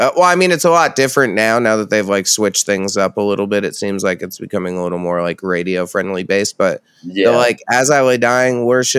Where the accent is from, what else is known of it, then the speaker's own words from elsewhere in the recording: Red Hook, New York, United States; moved away; I'm from Red Hook, which is 30 minutes from Poughkeepsie.